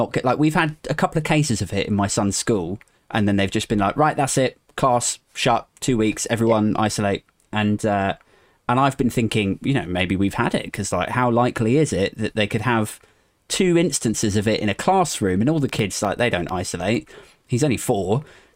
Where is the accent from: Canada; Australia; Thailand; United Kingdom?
United Kingdom; Maidenhead, South East England; now in Aldershot, United Kingdom; my hometown of Maidenhead